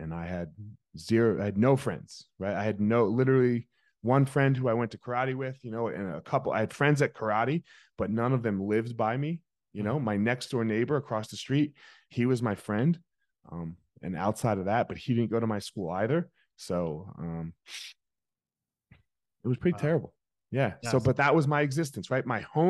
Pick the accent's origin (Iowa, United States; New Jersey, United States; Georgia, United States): New Jersey, United States; Franklinville; South Jersey, a little town called Franklinville. Nobody's heard of it.